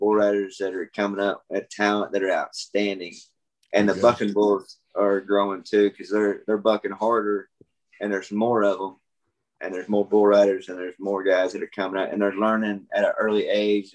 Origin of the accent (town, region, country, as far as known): Oklahoma, United States